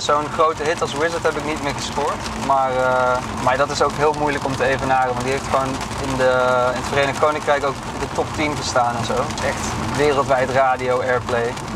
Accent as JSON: {"language": "Dutch", "town": "Drunen", "region": "North Brabant", "country": "Netherlands", "said": "Ik kom uit Drunen, een dorp in Brabant"}